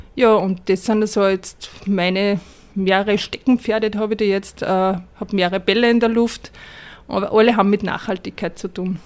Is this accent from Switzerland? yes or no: no; Upper Austria, Austria; ich bin in Oberösterreich geboren